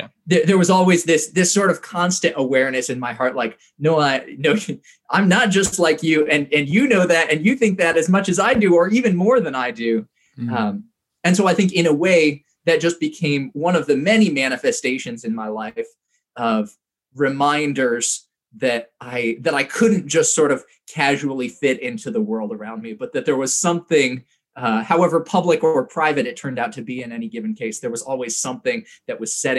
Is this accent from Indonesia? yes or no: yes; Indonesia; I think one of the things that was very shaped by my experience growing up in Indonesia was the way that I thought about wealth.